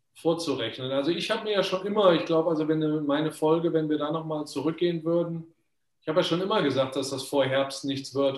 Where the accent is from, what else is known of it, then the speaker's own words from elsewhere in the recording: Germany; moved away; ich bin ja schon so lange eigentlich aus Deutschland weg